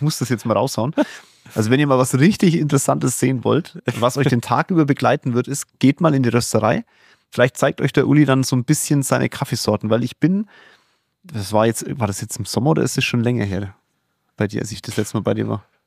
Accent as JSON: {"language": "German", "country": "Germany", "said": "hier bei uns in Deutschland"}